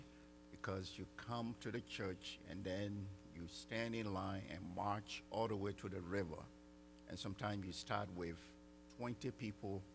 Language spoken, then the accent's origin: English; Liberia; now in Texas, United States; I'm from Liberia, West Africa